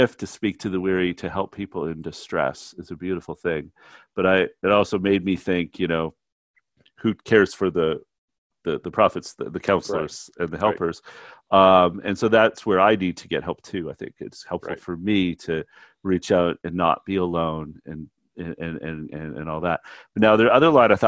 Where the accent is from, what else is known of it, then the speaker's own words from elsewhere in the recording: Canada; moved away; as a Canadian